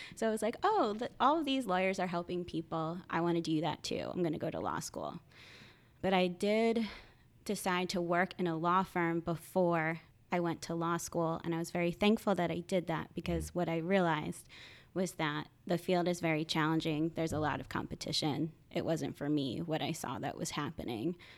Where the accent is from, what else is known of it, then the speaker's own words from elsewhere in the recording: Point Pleasant, New Jersey, United States; now in Philadelphia, United States; I am originally from a small town called Point Pleasant in Sa-, New Jersey